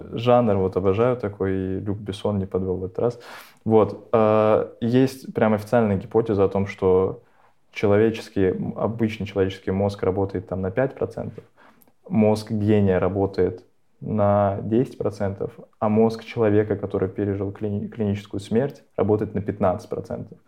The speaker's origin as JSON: {"language": "Russian", "town": "Nizhny Novgorod", "region": "Nizhny Novgorod Oblast", "country": "Russia", "also_born_or_lived": "Moscow", "moved": "yes", "said": "я, я же из Нижнего"}